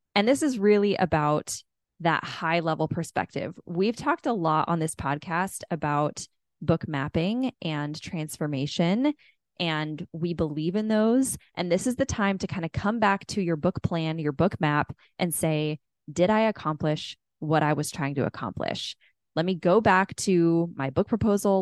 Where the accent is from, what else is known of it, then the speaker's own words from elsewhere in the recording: California, United States; I grew up in California